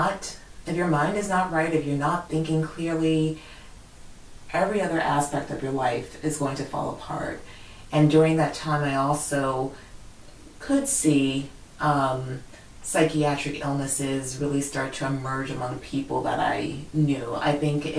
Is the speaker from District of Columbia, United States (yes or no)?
yes; Washington, District of Columbia, United States; I grew up in the Washington, D.C. area.